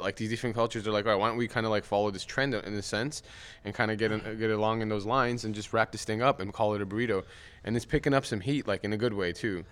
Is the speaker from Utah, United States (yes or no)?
no; Glendale, California, United States; I went to Glendale High School. I uh, was born in Glendale